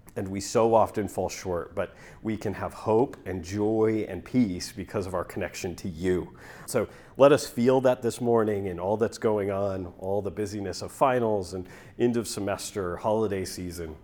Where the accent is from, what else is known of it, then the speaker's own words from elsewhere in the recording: Northeast Kansas, United States; moved away as an adult; now in Norman, United States; I grew up in Northeast Kansas